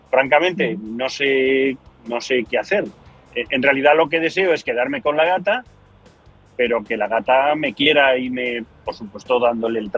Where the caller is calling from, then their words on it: Arizona, United States; el de Arizona, en los United States.